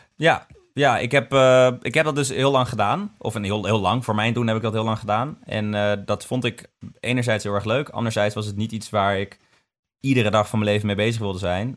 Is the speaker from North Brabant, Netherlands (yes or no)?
yes; Son en Breugel, North Brabant, Netherlands; ik kom uit Sonnenbreugel